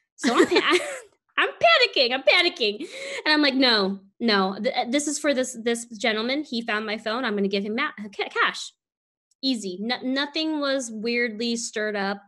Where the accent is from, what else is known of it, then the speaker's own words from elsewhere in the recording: San Francisco, California, United States; moved away; freezing cold to me is definitely less than 60 degrees and doesn't get that cold eh, where we're from in San Francisco